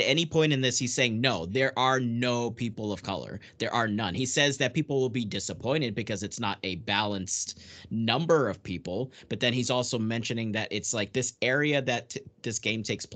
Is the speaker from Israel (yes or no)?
no; Portugal; moved away; I'm literally an immigrant. I was born in Portugal